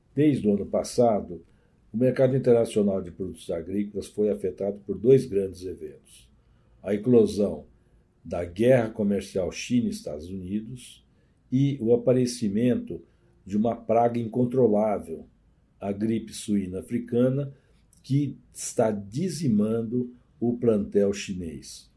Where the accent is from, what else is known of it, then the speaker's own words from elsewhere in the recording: Brazil; now in Argentina; quando eu era criança no Brasil